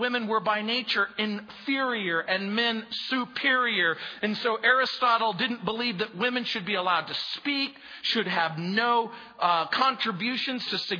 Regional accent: United States; I grew up in the United States of America. I'm an American

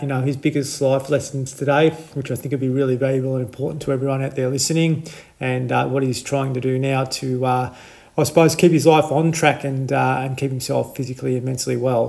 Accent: country Victoria, Australia; someone else from uh, from country Victoria

